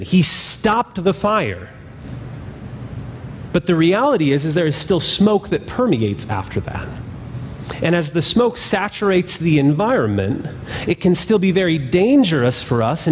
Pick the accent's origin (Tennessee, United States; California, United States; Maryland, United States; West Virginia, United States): California, United States; When I was young, I grew up in California